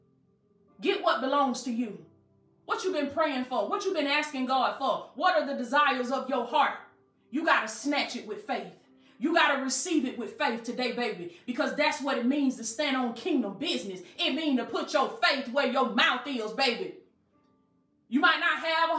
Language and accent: English; Southwest Georgia, United States; accent: country; I'm country. You know, I'm from Southwest Georgia. I don't pronounce my words right